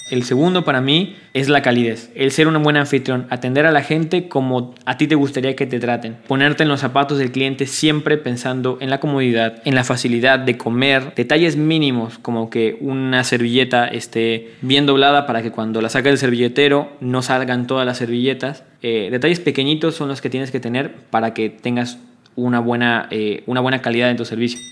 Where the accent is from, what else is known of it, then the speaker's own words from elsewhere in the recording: Mexico; now in Buenos Aires, Argentina; como mexicanos comemos